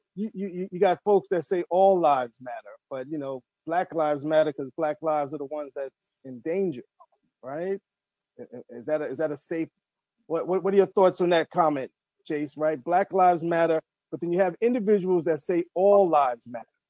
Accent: New York City, New York, United States; moved away as an adult; now in Baltimore, United States; I come from Marble Hill Projects, New York City, I know all about food stamps

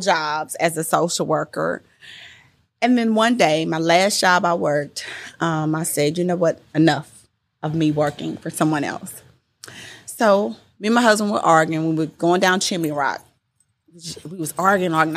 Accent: Houston, Texas, United States; also born or lived in California; I was born in California, grew up in Houston

